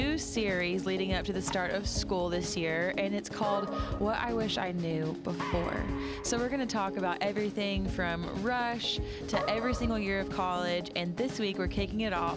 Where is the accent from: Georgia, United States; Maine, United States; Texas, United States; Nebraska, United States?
Georgia, United States; born and raised in Georgia and went to UGA